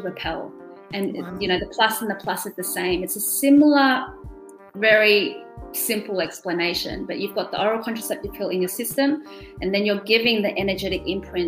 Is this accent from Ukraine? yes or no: no; Australia; first language German; English is a second language; also born or lived in Germany; I was born in Germany and grew up speaking German and then came to Australia when I was 3 years old